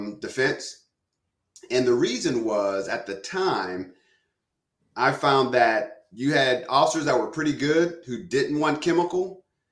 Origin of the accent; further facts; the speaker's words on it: Johnstown, Pennsylvania, United States; also born or lived in Pittsburgh; actually grew up as a suburbanite outside of a city called Johnstown.